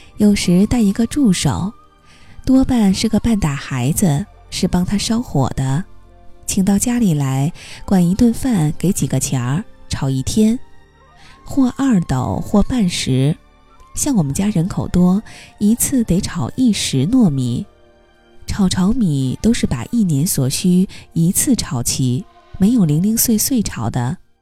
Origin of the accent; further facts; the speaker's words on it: northern China, China; 作为北方人